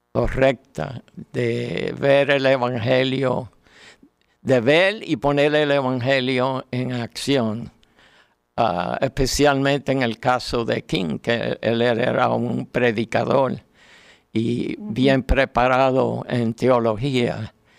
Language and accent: Spanish; Puerto Rico; como decimos en Puerto Rico